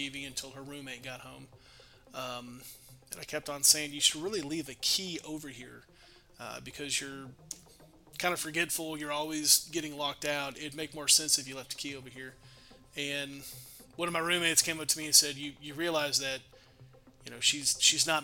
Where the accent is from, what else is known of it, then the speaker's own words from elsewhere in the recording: Dallas, Texas, United States; now in Denison, United States; So I'm from Dallas.